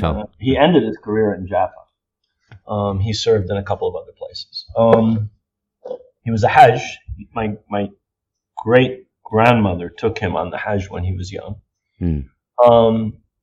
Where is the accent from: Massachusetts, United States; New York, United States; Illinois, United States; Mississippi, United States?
New York, United States; New York City; born there; So I was born here in New York City.